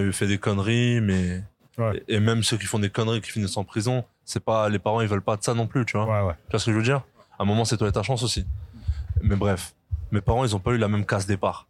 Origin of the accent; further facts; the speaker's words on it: France; on est français